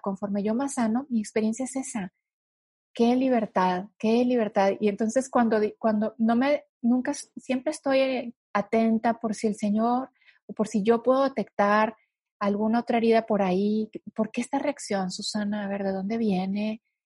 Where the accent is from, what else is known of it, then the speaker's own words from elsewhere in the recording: northern Mexico, Mexico; yo soy del, norte de, México y en el norte de México la gente somos más directa